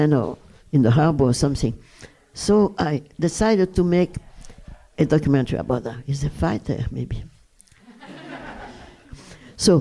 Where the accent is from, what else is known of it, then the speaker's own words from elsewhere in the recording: Brussels, Brussels-Capital Region, Belgium; English is a second language; moved away; the house where I was raised in Brussels